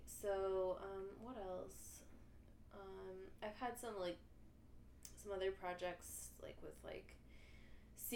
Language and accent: English; Hermann, Missouri, United States; now in St. Louis, United States; I'm from Herman, which is, like, sort of the same, but in Missouri, like, small town sort of thing